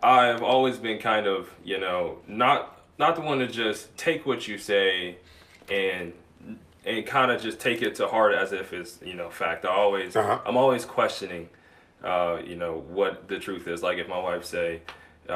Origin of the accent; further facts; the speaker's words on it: Toledo, Ohio, United States; now in Charleston, United States; I am from, I grew up in Toledo, Ohio